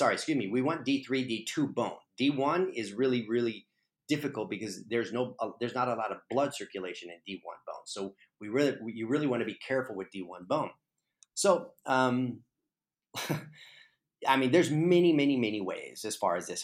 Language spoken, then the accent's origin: English; Texas, United States; moved away; also born or lived in Arizona; I'm originally from Texas, and so I was living in Arizona for the last 18 years